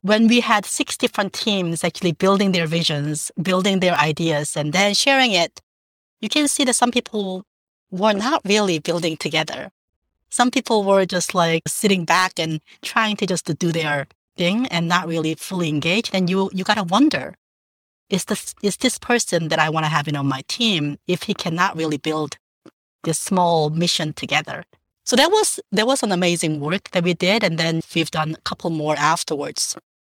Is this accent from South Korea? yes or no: yes; Jeju, South Korea; now in New York, United States; I grew up in South Korea, in a little island called Jeju-do